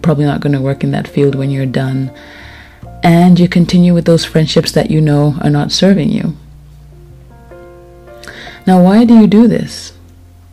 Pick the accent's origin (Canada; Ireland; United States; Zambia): Zambia; Lusaka, Lusaka Province; moved away; I moved, yet again, to Lusaka, Zambia, where I'm from. I am back in my hometown.